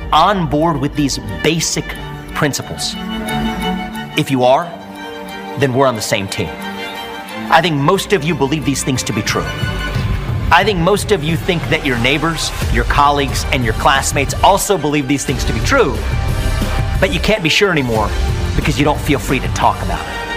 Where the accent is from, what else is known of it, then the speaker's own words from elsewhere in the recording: Ohio, United States; I grew up in Ohio in the 90s